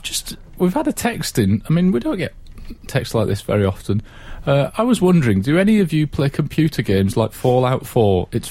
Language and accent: English; Scotland, United Kingdom; I am Scottish